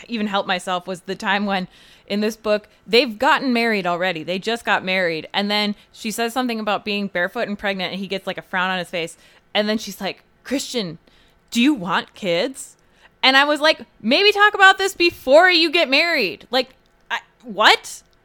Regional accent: United States; as an American who's been to Europe

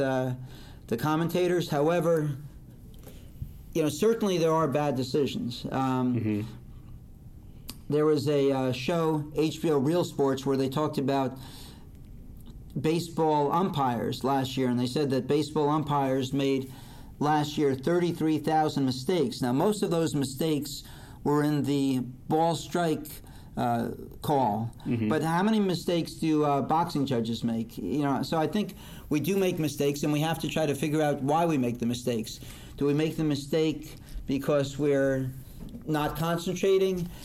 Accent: Fair Lawn, New Jersey, United States; also born or lived in Paterson, New Jersey / River Vale, New Jersey; I was born in Paterson, New Jersey, grew up in Fairlawn, live in Rivervale, and work right now in Montvale

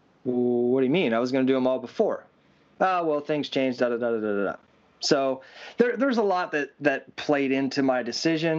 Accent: Williams Grove, Pennsylvania, United States; Williams Grove, which my hometown

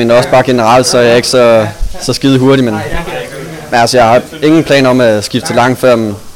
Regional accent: Sæby, North Denmark Region, Denmark; jeg er opvokset i Sæby, men øh, de første tre år af min trikarriere havde jeg nede på noget, der hedder Ore Kors Gymnasium.

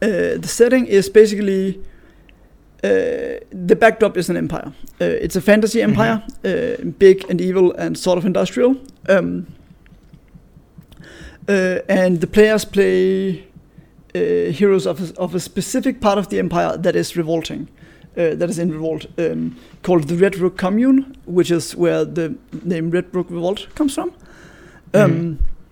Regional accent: Denmark; I'm from Denmark

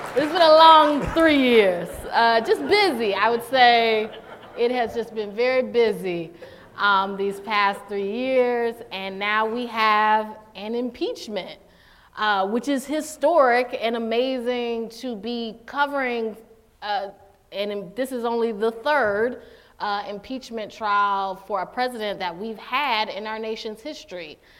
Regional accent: Durham, North Carolina, United States; I grew up in Durham, North Carolina

